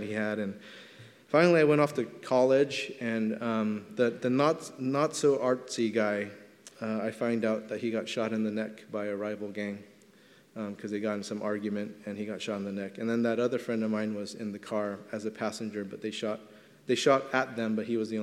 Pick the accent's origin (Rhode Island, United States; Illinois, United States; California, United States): California, United States; Los Angeles; I grew up in Elysian Park in Los Angeles, right by Dodger Stadium